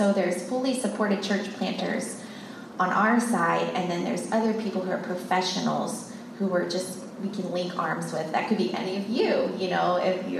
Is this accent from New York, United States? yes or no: no; Texas, United States; moved away as an adult; also born or lived in Columbia, Missouri / India / Nepal / Pakistan; I grew up in Texas